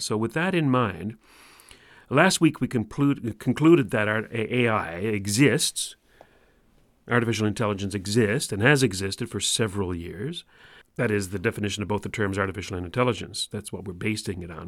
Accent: Newfoundland and Labrador, Canada; accent: Newfoundland; my Newfoundland accent

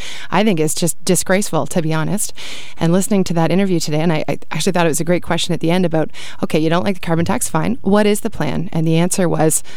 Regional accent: Canada; I'm proud as a Canadian

